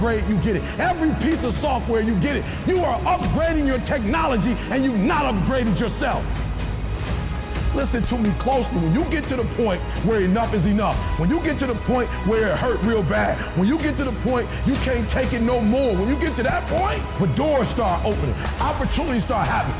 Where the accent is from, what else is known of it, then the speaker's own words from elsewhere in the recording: Detroit, Michigan, United States; I'm from Detroit, homeless. Mama got pregnant with me at 17 years old, high school dropout.